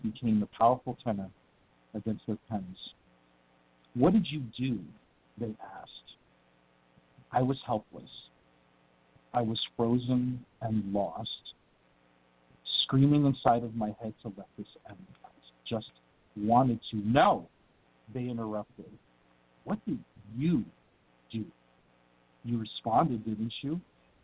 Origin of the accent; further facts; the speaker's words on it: New Jersey, United States; I'm from Jersey too